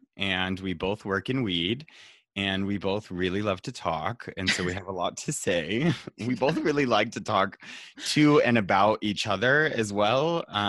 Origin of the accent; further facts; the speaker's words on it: Reno, Nevada, United States; also born or lived in New Mexico; I moved to Reno when I was 7 from New Mexico with my family.